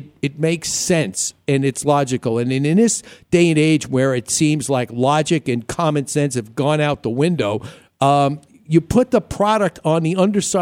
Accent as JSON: {"language": "English", "region": "New York", "country": "United States", "tie": "born or raised there", "moved": "yes", "lives_now": "Arizona, United States", "said": "growing up in New York"}